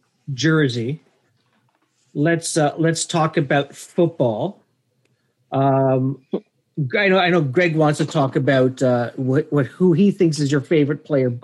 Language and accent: English; Toronto, Ontario, Canada; So big up to Scarborough, my hometown, my current town.